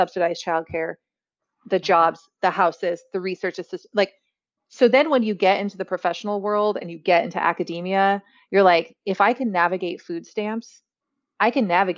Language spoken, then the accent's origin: English; Central Valley of California, United States; also born or lived in Orange County, California / Berkeley, California; I'm from the Central Valley of California